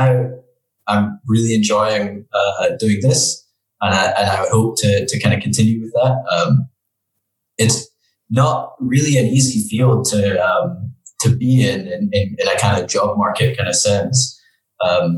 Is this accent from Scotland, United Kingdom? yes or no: yes; Dundee, Scotland, United Kingdom; moved away as an adult; now in Geneva, Switzerland; I grew up in Dundee on the northeast coast of Scotland